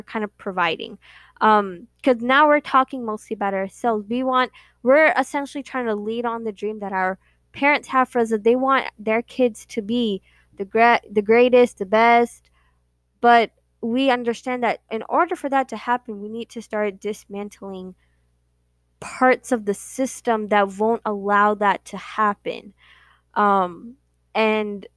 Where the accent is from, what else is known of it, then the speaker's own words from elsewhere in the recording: United States; We are born and raised here, and that is one thing that our parents really pride themselves in, is that they have kids that are born and raised in America